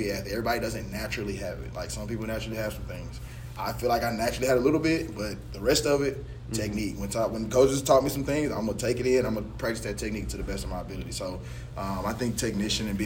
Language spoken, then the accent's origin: English; DeSoto, United States; we're from DeSoto